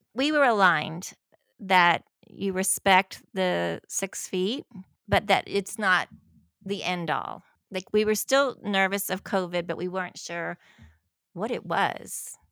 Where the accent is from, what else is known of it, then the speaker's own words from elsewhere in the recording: the South, United States; I was from the South